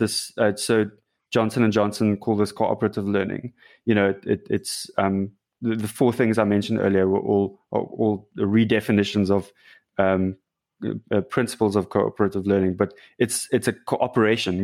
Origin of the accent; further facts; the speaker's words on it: South Africa; I'm, I'm from South Africa